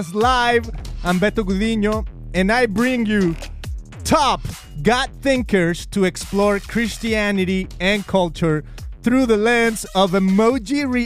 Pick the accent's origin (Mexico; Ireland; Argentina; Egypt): Mexico; accent: Spanish; English is a second language; now in United States; I am a proud Mexican